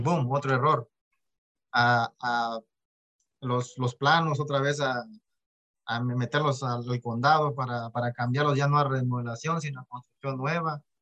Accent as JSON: {"language": "Spanish", "country": "Mexico", "tie": "born or raised there", "said": "vengo de México. Eh, papá y mamá de, Guatemala, nacido en México"}